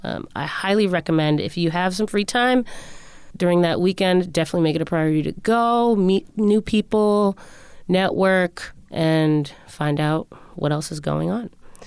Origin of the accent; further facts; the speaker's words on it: Connecticut, United States; Yes, I am from Connecticut myself.